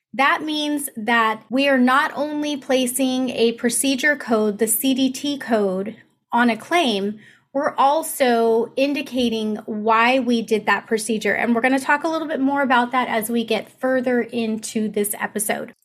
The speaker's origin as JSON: {"language": "English", "town": "Riverside", "region": "California", "country": "United States", "tie": "born or raised there", "said": "Riverside, California, which is my hometown."}